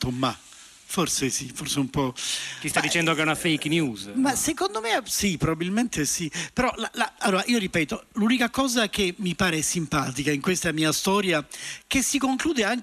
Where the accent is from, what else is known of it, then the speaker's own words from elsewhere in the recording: Palermo, Sicily, Italy; io sono siciliano, anzi sono di Palermo